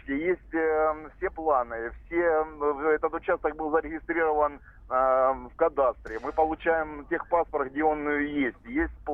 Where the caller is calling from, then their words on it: Rostov-on-Don, Rostov Oblast, Russia; Я, я вам звоню из Ростова-на-Дону